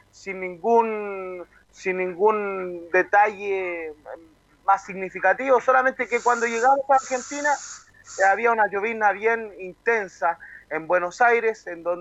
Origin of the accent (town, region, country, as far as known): Chile